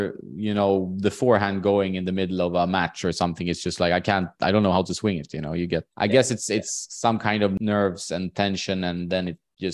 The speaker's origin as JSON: {"language": "English", "country": "Sweden", "tie": "born or raised there", "said": "in my hometown, for example, which is like the fifth or sixth city size wise in Sweden"}